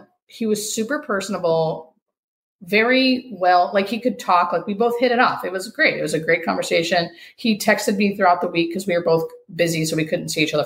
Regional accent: United States; we as Americans, or fucking as American citizens

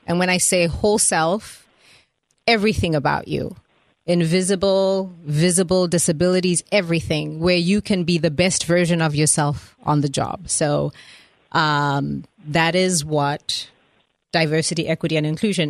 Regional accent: Zimbabwe; moved away as an adult; also born or lived in Atlanta, United States; now in United States; I was born in Zimbabwe, which is uh, the country that looks like a teapot on top of South Africa

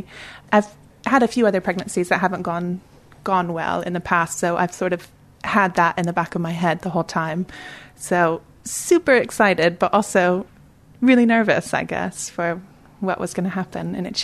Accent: United States; he was from England and I was from America.

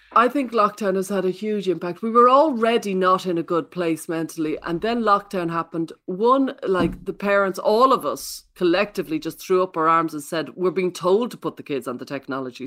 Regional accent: Ireland; I come from Catholic Ireland

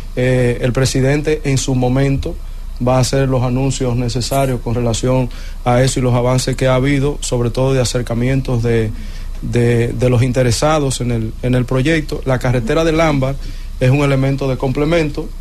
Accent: Puerto Plata, Dominican Republic; moved away; nosotros, los puertoplateños

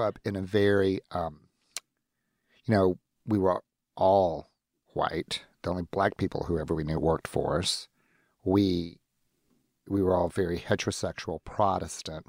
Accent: the Old South, United States; moved away as an adult; now in Seattle, United States; I'm from the Old South

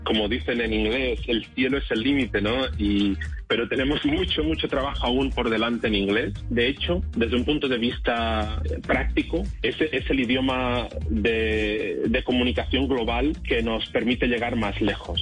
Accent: Spain; moved away; yo vengo de España. Tenemos un background de idioma en que el inglés nunca ha sido nuestro idioma principal

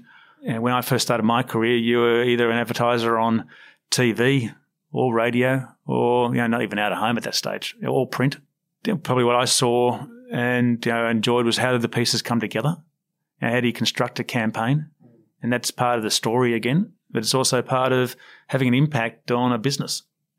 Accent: Sydney, New South Wales, Australia; I grew up on the Sydney Morning Herald, and that was the paper my parents chose.

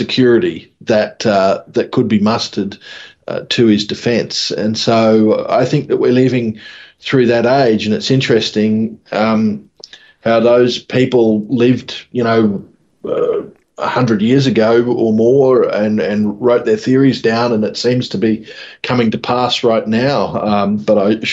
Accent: Mackay, Queensland, Australia; born or raised there

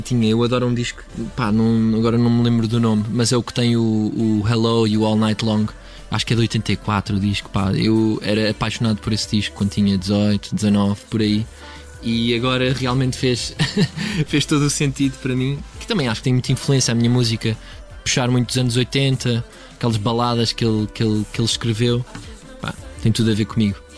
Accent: Cascais, Lisbon, Portugal; eu sou de Cascais

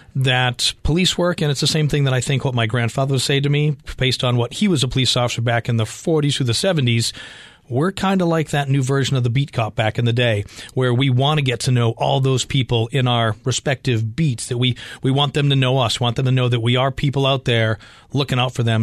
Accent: Boston, Massachusetts, United States; moved away as an adult; now in Arizona, United States; coming from Boston

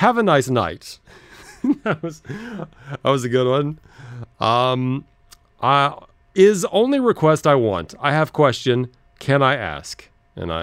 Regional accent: Los Angeles, California, United States; I said, Los Angeles

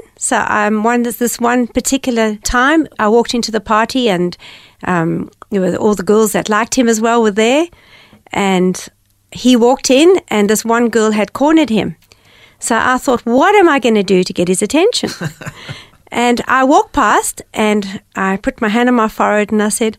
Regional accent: Cape Town, Western Cape, South Africa; I grew up in Cape Town, in a beautiful seaside village called Gordon's Bay

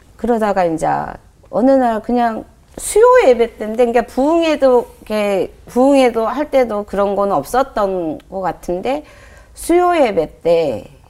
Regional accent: Jeolla, South Korea; also born or lived in Pocheon; 생활은 이제 저 전라도 쪽이거든요.

